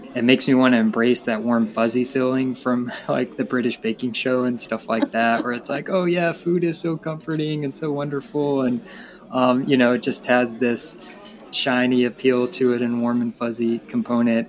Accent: Tennessee, United States; I'm from Tennessee

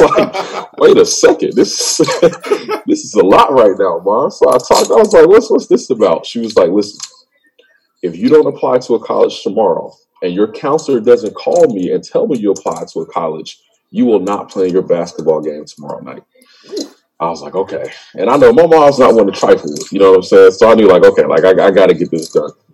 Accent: Lawrenceville, Georgia, United States; moved away as an adult; now in Chicago, United States; I'm from Georgia. I'm from Lawrenceville

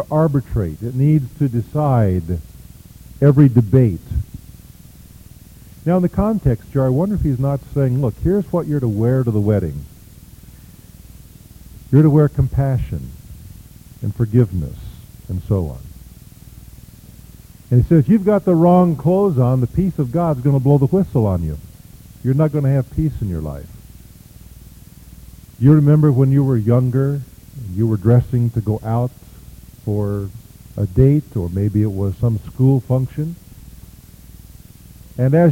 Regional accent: Kansas, United States; I am from Kansas

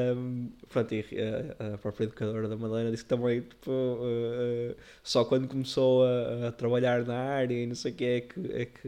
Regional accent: Porto, Norte, Portugal; nós somos do Porto

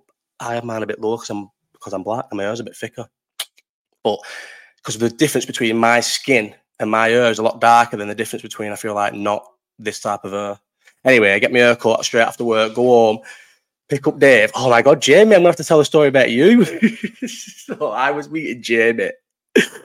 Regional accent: Bolton, North West England, United Kingdom; I'm from Bolton

